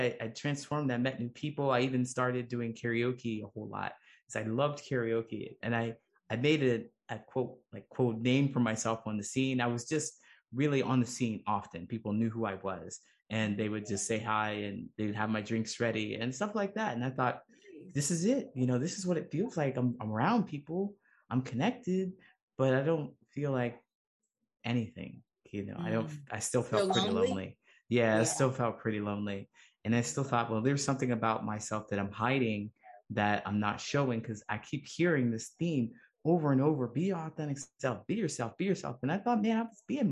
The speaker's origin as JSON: {"language": "English", "region": "Ohio", "country": "United States", "tie": "born or raised there", "moved": "as an adult", "said": "I grew up in a small town in Ohio"}